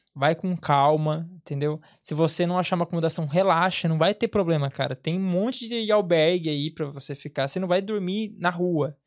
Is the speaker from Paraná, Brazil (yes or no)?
no; interior of São Paulo, Brazil; moved away as an adult; also born or lived in Angola; now in Ireland; eu venho do interior de São Paulo